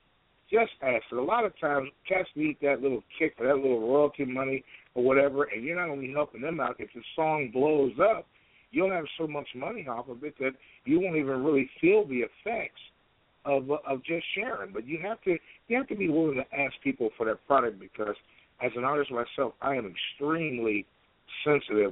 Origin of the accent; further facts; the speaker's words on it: Midwest, United States; I'm from the Midwest